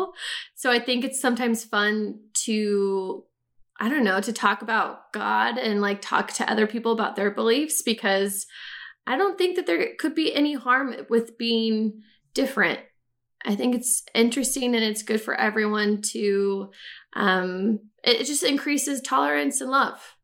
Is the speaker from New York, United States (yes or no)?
no; California, United States; I grew up in California